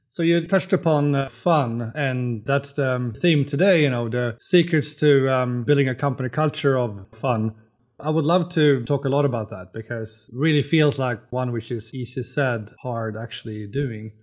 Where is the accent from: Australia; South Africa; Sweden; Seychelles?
Sweden; I'm here from Sweden.